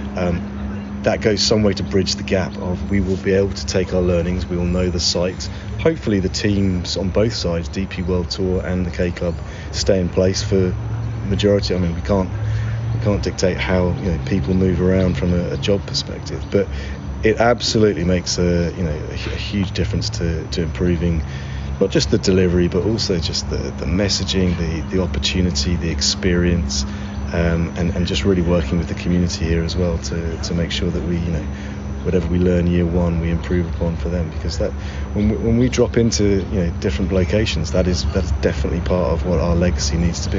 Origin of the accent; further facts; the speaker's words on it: England, United Kingdom; also born or lived in United States; now in Ireland; I'm English, but I have a strong Irish heritage